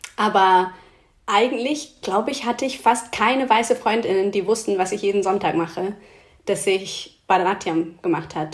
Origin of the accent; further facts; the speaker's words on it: Oxford, South East England, United Kingdom; German is a second language; moved away; Es gab in Oxford eine, wo ich aufgewachsen bin